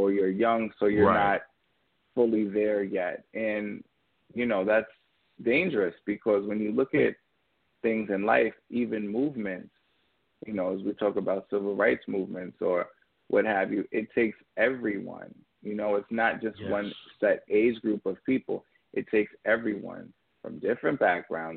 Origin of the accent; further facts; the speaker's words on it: Yonkers, New York, United States; also born or lived in Orangeburg, South Carolina; I'm 25 years old, and I was born and raised in Yonkers, New York.